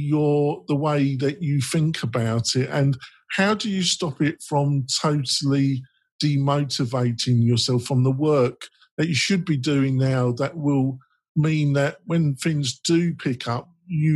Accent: England, United Kingdom; I'm English

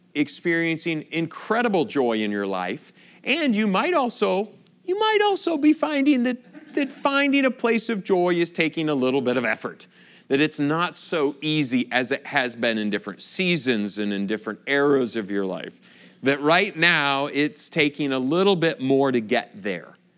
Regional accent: Michigan, United States; moved away as an adult; also born or lived in Chicago / Kentucky / California / Wisconsin; I grew up in Michigan

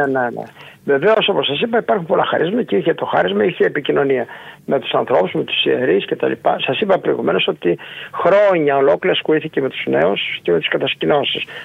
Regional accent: Ioannina, Epirus, Greece; also born or lived in Agrinio / Aetolia-Acarnania; now in Nafpaktos, Greece; ήμουν τέσσερα χρόνια μαθητή στο γυμνάσιο στο Αγρίνιο κατάγομαι από τα Γιάννη

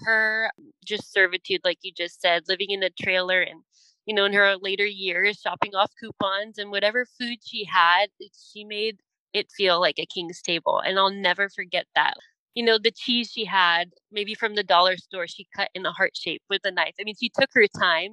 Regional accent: San Diego, California, United States; I grew up in Southern California, down in San Diego

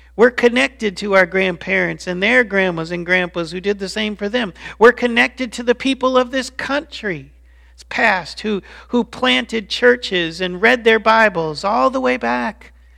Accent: Colorado Springs, Colorado, United States; also born or lived in Chicago; When I was only five years old, my dad's work moved us to Colorado Springs, to fifty-one forty-five Escopardo Way. And that was the address of where I grew up.

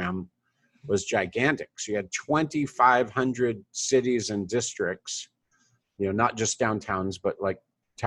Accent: Fresno, California, United States; Fresno, my hometown

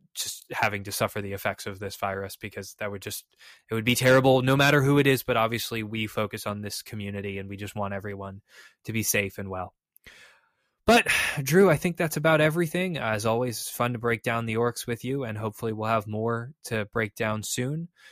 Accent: Chicago, Illinois, United States; moved away; I'm originally from Chicago, my family's from Chicago

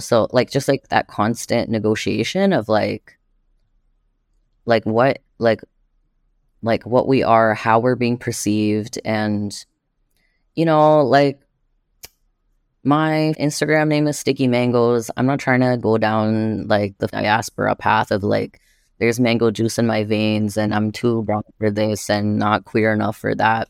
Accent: Montreal, Quebec, Canada; now in Toronto, Canada; I was born and raised in Jojage in Montreal, and what's known as Montreal

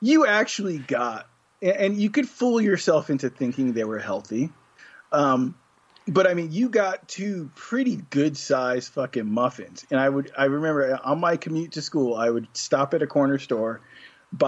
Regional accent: New York City, New York, United States; I grew up in New York, and I used to have to ride the subway to go to school

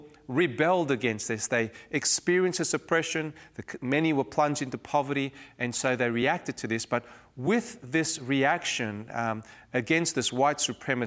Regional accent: Cape Town, Western Cape, South Africa; growing up in Cape Town, South Africa during the 70s and early 80s

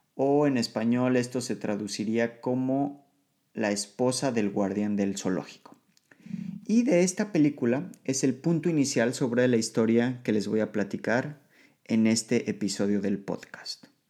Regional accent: Mexico; moved away as an adult; now in Poland; Soy un mexicano viviendo en Polonia desde el año 2013

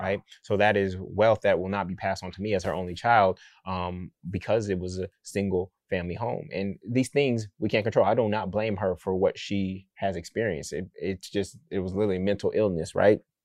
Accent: Oakland, California, United States; I'm from Oakland

